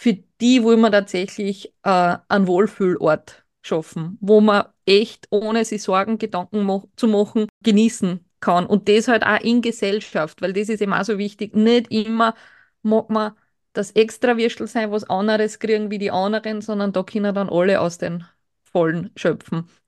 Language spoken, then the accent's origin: German; Burgenland, Austria; als Burgenländer kennt man halt schon dann auch im südlichen, in der südlichen Gegend diese Thermenregionen, weil es für uns jetzt nicht extrem weit weg ist